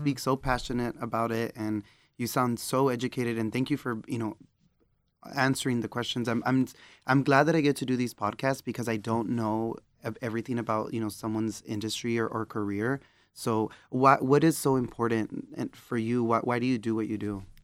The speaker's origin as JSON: {"language": "English", "region": "Texas", "country": "United States", "moved": "yes", "said": "I'm from Texas"}